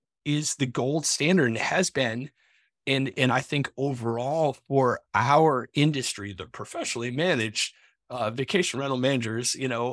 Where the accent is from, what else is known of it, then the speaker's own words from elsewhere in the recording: New England, United States; moved away; I'm from New England, right? And we moved out of New England. Used to go back to.